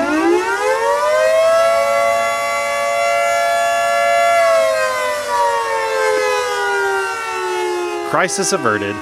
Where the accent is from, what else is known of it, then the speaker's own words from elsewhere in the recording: Oklahoma, United States; as a kid growing up in Oklahoma